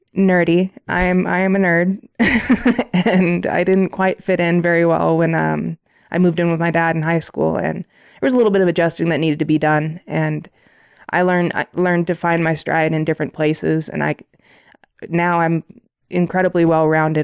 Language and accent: English; South Bend, Indiana, United States; moved away as an adult; also born or lived in Washington; now in Colorado, United States; I'm from South Bend, Indiana. I grew up oldest of seven kids.